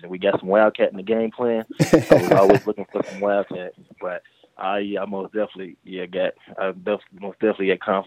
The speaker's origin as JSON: {"language": "English", "town": "Louisville", "region": "Kentucky", "country": "United States", "said": "I'm originally from Louisville, Kentucky"}